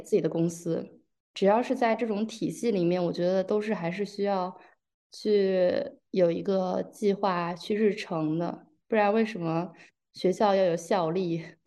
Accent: southern China, China; 我是南方人

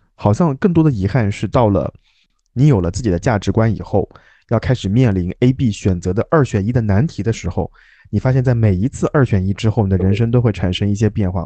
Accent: Jiangsu-Zhejiang-Shanghai area, China; 在包邮区有，有像你那样的，就是快乐的童年，也有像我这样的处于，呃，折磨的童年

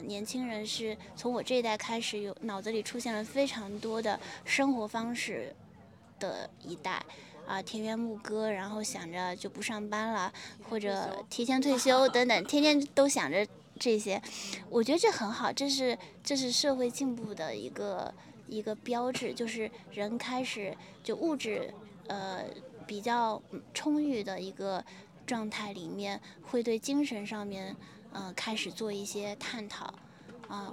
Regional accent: China; 我一个中国人

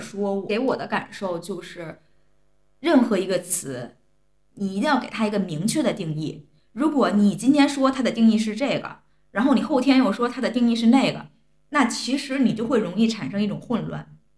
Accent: China; 我们作为中国人

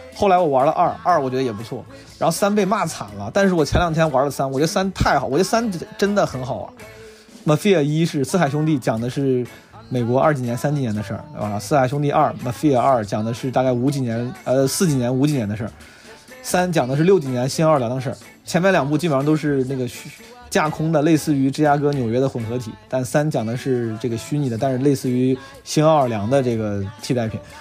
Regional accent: Zhengzhou, Henan, China; now in Beijing, China; 作为一个土生土长的河南郑州人

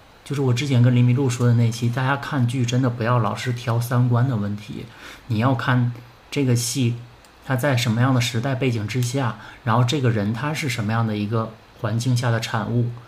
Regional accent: Northeast China, China; 反正作我作为一个东北人，我真的看到了这些女性的这些画这些肖像

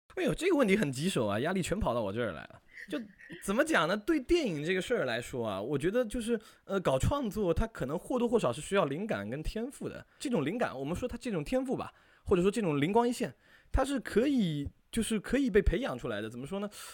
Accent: Fuzhou, Fujian, China; 然后是福建福州人

